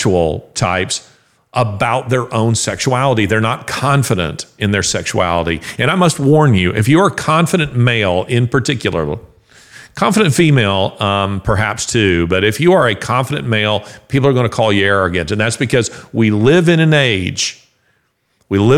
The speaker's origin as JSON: {"language": "English", "region": "the South", "country": "United States", "said": "I'm a Southerner"}